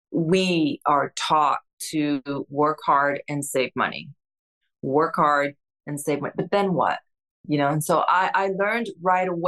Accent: Newark, New Jersey, United States; also born or lived in Cuba / Spain; From Spain to New Jersey, we moved into a three bedroom apartment in Newark with my grandparents.

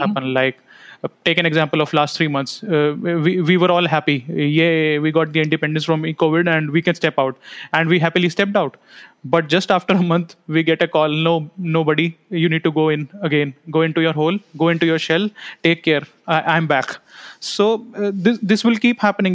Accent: India; being an Indian parent

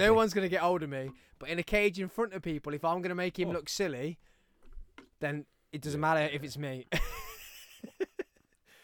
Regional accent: England, United Kingdom; We're English

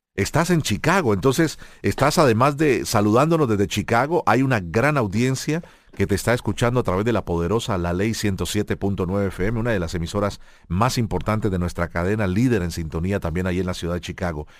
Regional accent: Colombia; yo como colombiano

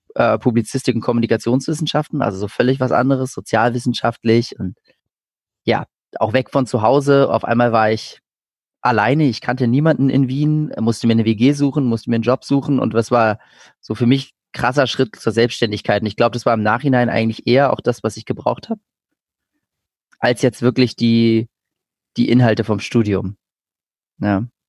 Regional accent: Berlin, Germany; ich bin in, in Berlin geboren und aufgewachsen.

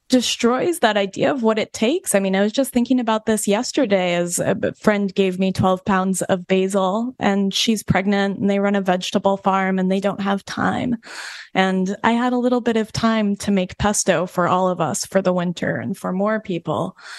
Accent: Colorado, United States; also born or lived in New York Vermont border; now in New York/Vermont border, United States; I come from the West. We live, we live in on the New York Vermont border now, but I'm from Colorado.

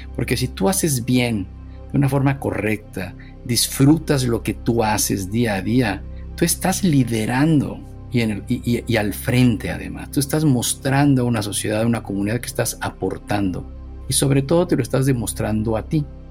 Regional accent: Mexico City, Mexico; moved away; Nací, me desarrollé en la Ciudad de México, en lo que era el Distrito Federal

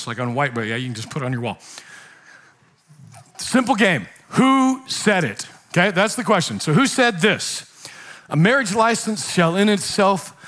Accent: Nebraska, United States; moved away; my family back home, I'm from Nebraska

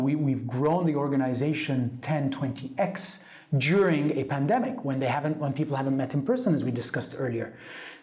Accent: Italy; I grew up in Italy

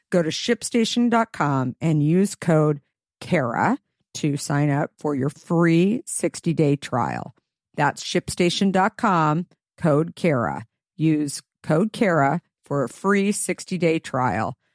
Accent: San Diego, California, United States; also born or lived in Japan / San Francisco; I grew up in San Diego.

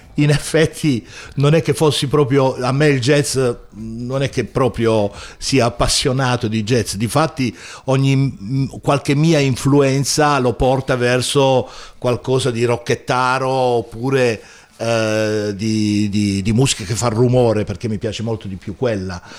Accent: Taranto, Apulia, Italy; now in Bologna area, Italy; io non so parlare il bolognese, io sono pugliese, sono di Taranto

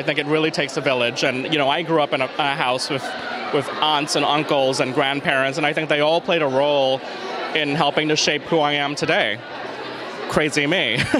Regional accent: Singapore; now in New York, United States; growing up in Singapore

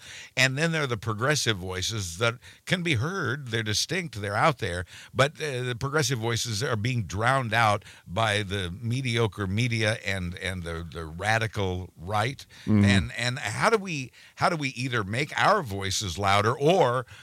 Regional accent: Wichita, Kansas, United States; moved away as an adult; also born or lived in Washington, D.C.; now in Florida, United States; I left my hometown of Wichita

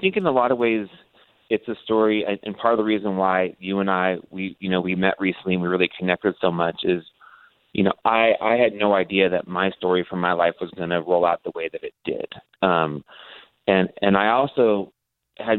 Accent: Modesto, California, United States; moved away; also born or lived in La Jolla, San Diego, California; I grew up in the small town called Modesto, California. I was actually born in La Jolla, San Diego, but my father worked for Gallo Winery, and that moved us to Modesto

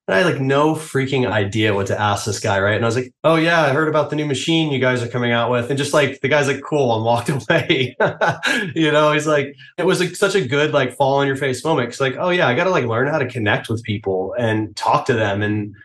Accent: New York, United States; I'm from New York

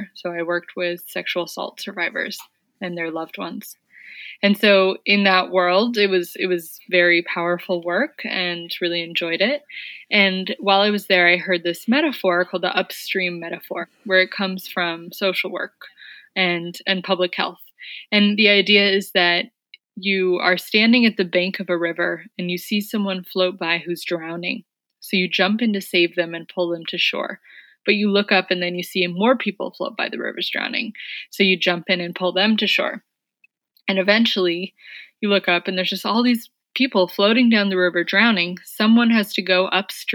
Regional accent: San Francisco, California, United States; I'm from San Francisco, but worked and lived around the Bay Area

